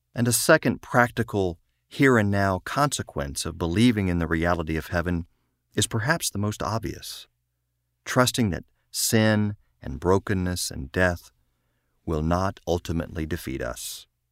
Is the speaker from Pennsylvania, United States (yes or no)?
no; Eastern Virginia, United States; also born or lived in Richmond, Virginia; I grew up in the Methodist Church in a small town, as I share, uh, in Eastern Virginia